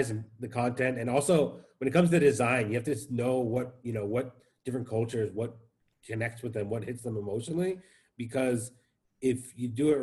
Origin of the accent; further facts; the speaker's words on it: Seattle, Washington, United States; now in Tel Aviv, Israel; I grew up in Seattle, so you had the whole grunge scene growing up